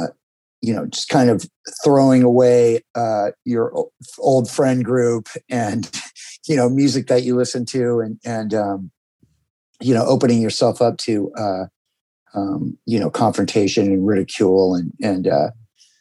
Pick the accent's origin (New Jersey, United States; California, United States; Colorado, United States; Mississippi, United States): California, United States; Huntington Beach; also born or lived in Arizona; I grew up in Southern California, in Huntington Beach. My family moved here in the early 70s, and I was born in Arizona, but grew up here